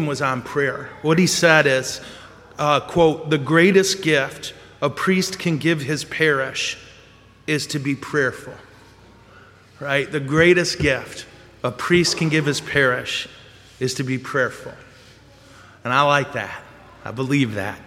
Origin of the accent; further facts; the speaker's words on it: corner of Ditch and M-13, Michigan, United States; I was on the corner of Ditch and M13